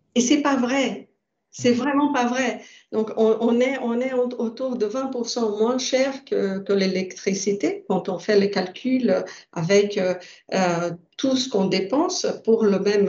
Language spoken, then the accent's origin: French; Brazil; now in France; ma culture, je suis brésilienne, donc euh, je viens euh, d'un pays nouveau